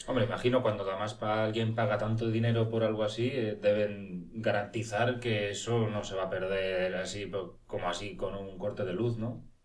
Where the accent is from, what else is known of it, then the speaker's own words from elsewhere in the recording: Cuenca, Castilla-La Mancha, Spain; Yo nací en Cuenca